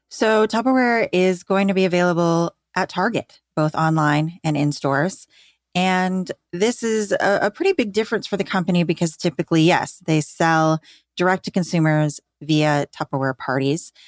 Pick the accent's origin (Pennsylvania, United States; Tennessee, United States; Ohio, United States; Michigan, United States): Michigan, United States; Grand Rapids; I grew up in Grand Rapids, Michigan, which is where Amway is headquartered